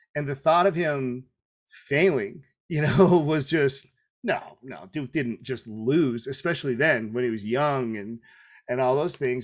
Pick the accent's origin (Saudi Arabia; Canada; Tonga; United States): Tonga; I'm Tongan